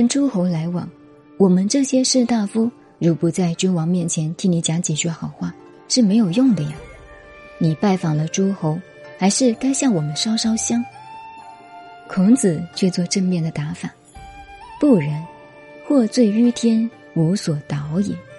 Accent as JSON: {"language": "Chinese", "country": "China", "said": "不是因为我是中国人。替中国的宗教辩护"}